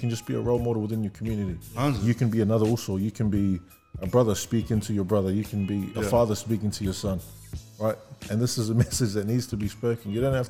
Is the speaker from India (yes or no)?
no; New Zealand; I grew up in New Zealand.